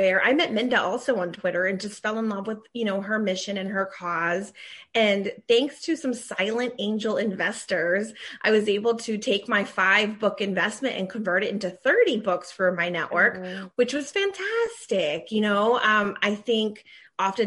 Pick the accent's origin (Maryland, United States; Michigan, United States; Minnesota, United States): Maryland, United States; also born or lived in Washington, D.C. area; I was raised in Maryland with my siblings.